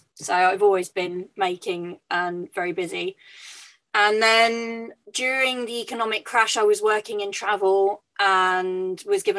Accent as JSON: {"language": "English", "country": "France", "tie": "born or raised there", "moved": "as an adult", "lives_now": "United Kingdom", "said": "But I grew up in France and moved back to the UK when I was 18 to study performance and theatre, and moved swiftly into more kind of costume design."}